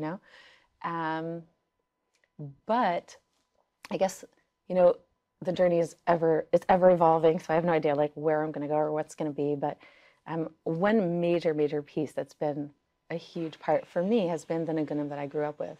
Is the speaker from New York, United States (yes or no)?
yes; New York City, New York, United States; first language Yiddish; English is a second language; I grew up in Crown Heights, Brooklyn